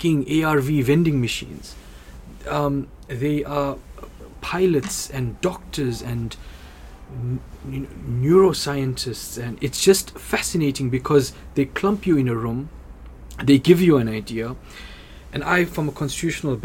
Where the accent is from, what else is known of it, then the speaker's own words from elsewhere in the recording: South Africa; my identity as a South African Indian